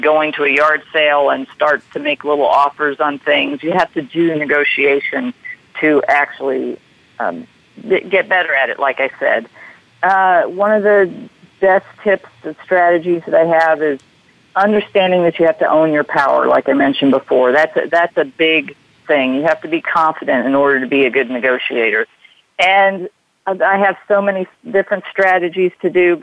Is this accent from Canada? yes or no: no; United States; being an American